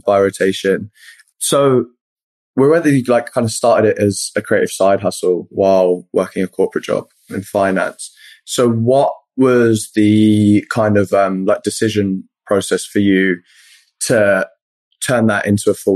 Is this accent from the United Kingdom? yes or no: yes; Luton, East of England, United Kingdom; I was born over here. I was born in Luton. So yeah, very much British at heart